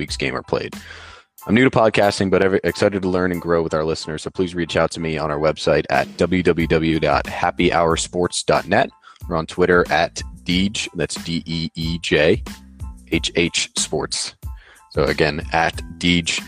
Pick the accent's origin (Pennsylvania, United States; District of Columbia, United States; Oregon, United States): Pennsylvania, United States; outside of Philadelphia; I grew up outside of Philadelphia and am a diehard Philadelphia sports fan.